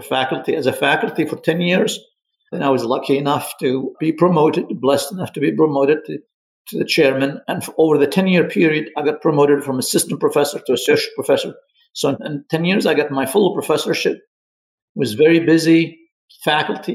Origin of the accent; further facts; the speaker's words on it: Libya; moved away as an adult; also born or lived in Egypt; now in United States; I'm originally from Libya